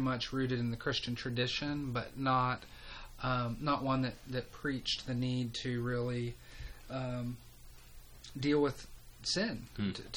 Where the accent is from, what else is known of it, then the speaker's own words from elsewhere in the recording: Central Pennsylvania, United States; moved away as an adult; also born or lived in Greenville, South Carolina; I'm from Pennsylvania originally. Grew up in a small town